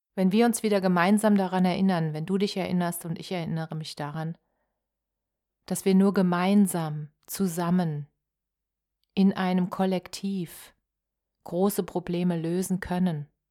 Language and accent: German; Germany; als Deutsche